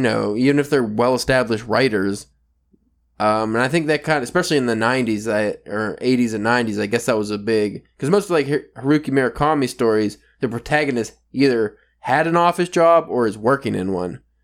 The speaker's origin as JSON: {"language": "English", "country": "United States", "said": "I'm from America"}